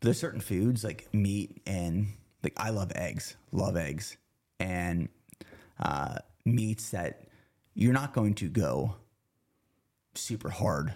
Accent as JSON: {"language": "English", "area": "near Harrisburg", "region": "Pennsylvania", "country": "United States", "tie": "born or raised there", "moved": "yes", "said": "we lived about thirty minutes from downtown Harrisburg"}